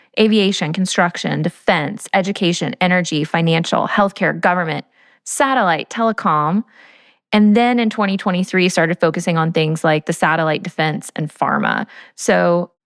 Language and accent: English; Georgia, United States; I'm from Georgia. So my life is, you know, very peach heavy living in Atlanta